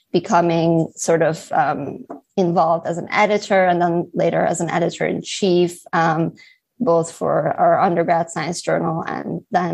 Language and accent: English; Halifax, Nova Scotia, Canada; when I was in Halifax, so I was raised in Halifax, Nova Scotia, I never had the chance to kind of get involved in Model